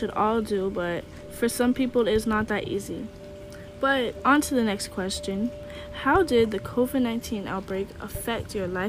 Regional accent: Hallandale Beach, Florida, United States; my hometown of Hallandale, Florida.

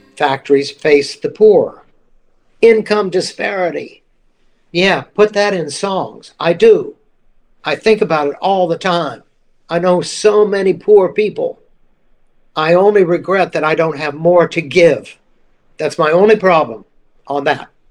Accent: Mississippi, United States; moved away; I'm from Mississippi

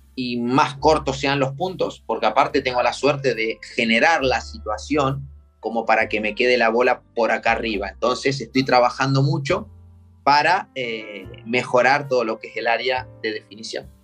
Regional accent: Pehuajó, Buenos Aires Province, Argentina; moved away; yo me crié en Pehuajó con una pelota de fútbol, con la bicicleta todo el día en la calle

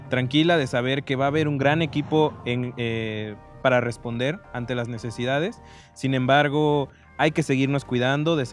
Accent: Cuernavaca, Morelos, Mexico; yo que soy de Cuernavaca

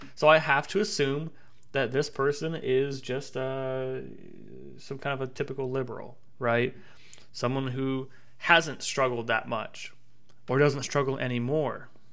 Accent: Tennessee, United States; moved away as an adult; now in Savannah, United States; my home state of Tennessee

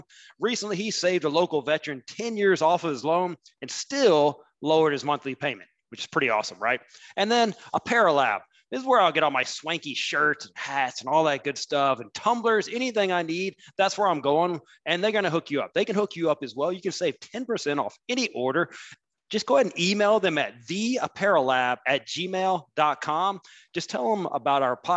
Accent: Huntsville, Alabama, United States; I grew up in Huntsville

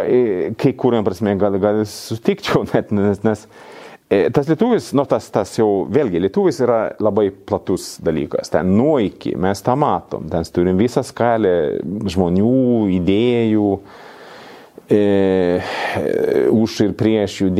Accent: Sweden; Lithuanian is a second language; now in Lithuania; kaip švedas

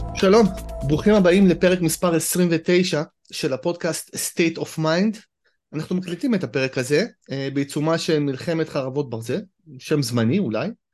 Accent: Israel; כישראלי אני תמיד אומר, אני חייתי בחו"ל כמה שנים

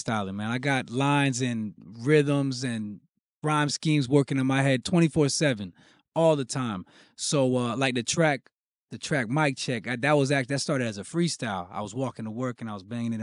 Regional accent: Broward County, Florida, United States; Born and raised in Broward County, Florida. You know, 954

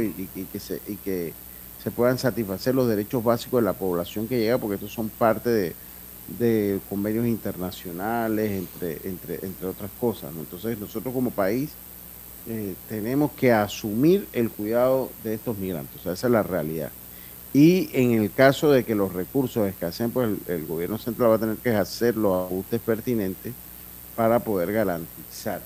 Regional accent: Panama

